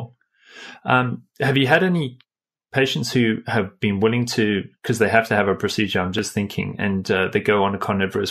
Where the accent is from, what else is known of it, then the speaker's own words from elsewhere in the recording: South Africa; I'm from South Africa, and there was a private hospital near me